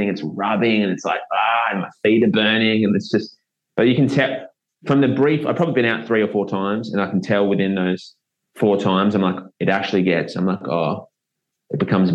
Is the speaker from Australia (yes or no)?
yes; South Australia, Australia; moved away; I grew up in South Australia